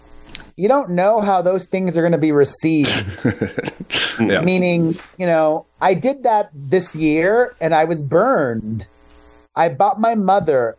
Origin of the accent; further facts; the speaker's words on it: Miami, Florida, United States; My family is Cuban, and I grew up in Miami